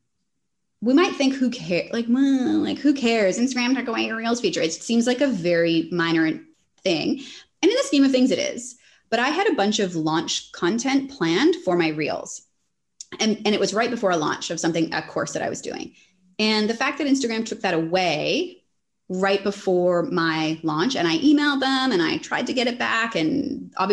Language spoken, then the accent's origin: English; Canada; now in Australia; I'm Canadian, but I'm in Australia